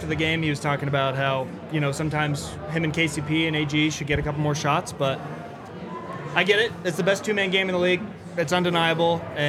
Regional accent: Fort Collins, Colorado, United States; I grew up in Fort Collins.

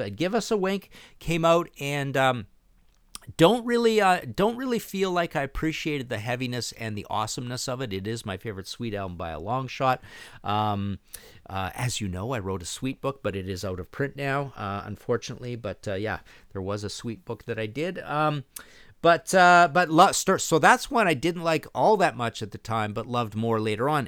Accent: Canada

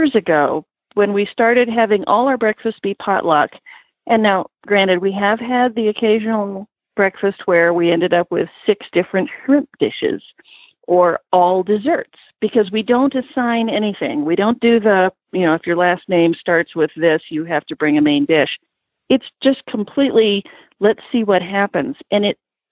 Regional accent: Virginia Beach, Virginia, United States; moved away as an adult; also born or lived in California; I grew up hunting in Virginia, in the Virginia Beach area

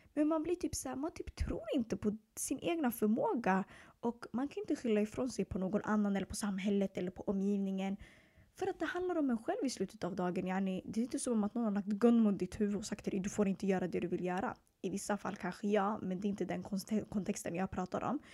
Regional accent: Stockholm, Stockholm County, Sweden; also born or lived in Eritrea (ancestry); Jag är född och uppvuxen i södra Stockholm i två förorter som heter Hagsätra och Bredäng

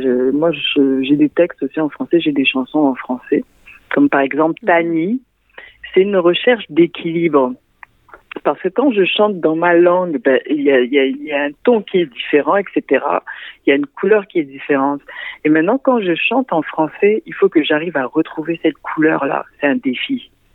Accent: Central African Republic; now in Montreal, Canada; je viens de la République centrafricaine, donc mon héritage aussi culturel

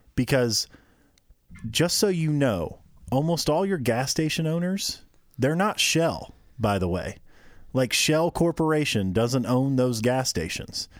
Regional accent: Midwest, United States; we grew up in the Midwest.

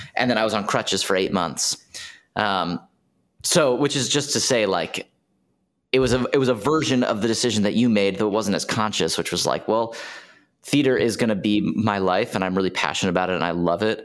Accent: Washington, District of Columbia, United States; I'm from D C, Washington, D C

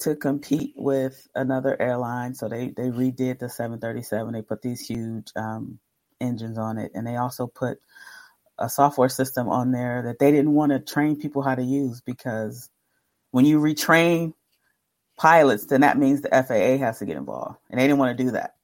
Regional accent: Detroit, Michigan, United States; I'm from Detroit

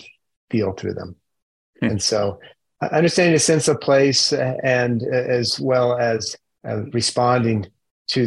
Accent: Utah, United States; moved away as an adult; also born or lived in Pacific Northwest / Japan; I grew up in Utah

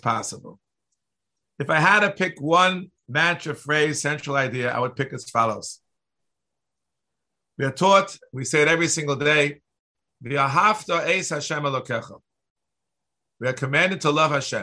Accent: New York City, New York, United States; I grew up in New York City

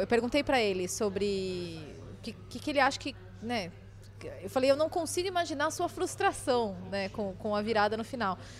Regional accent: Brazil; eu sou brasileira

